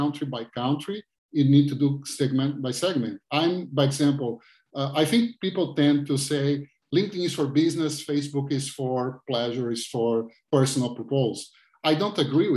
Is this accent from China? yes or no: no; Rio de Janeiro, Brazil; English is a second language; moved away as an adult; now in Florida, United States; I'm Brazilian, so I have beach all the time. I'm original from Rio, so I live in Florida.